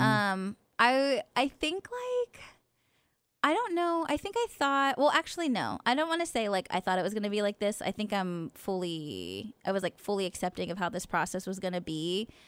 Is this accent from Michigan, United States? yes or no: no; Stockton, California, United States; moved away; my hometown of Stockton